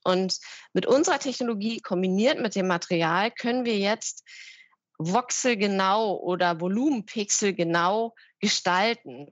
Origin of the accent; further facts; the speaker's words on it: Berlin, Germany; also born or lived in North Rhine-Westphalia; bin deswegen ähm, in meine Heimat Berlin zurückgekehrt